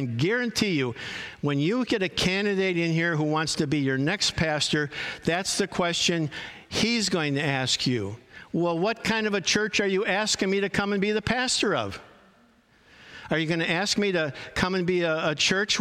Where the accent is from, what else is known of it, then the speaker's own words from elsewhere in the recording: Chicago, Illinois, United States; I grew up in Chicago